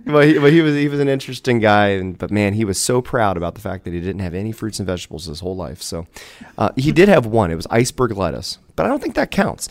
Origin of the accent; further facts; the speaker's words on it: Dayton, Ohio, United States; also born or lived in Beavercreek, Ohio; I'm born and raised in, in Dayton, Ohio area